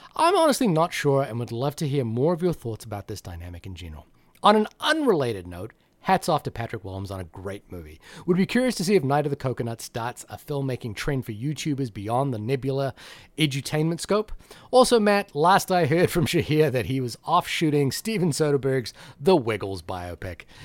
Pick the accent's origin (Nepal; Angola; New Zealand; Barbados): New Zealand; also born or lived in Fiji; now in United States; I've always thought of myself as a New Zealander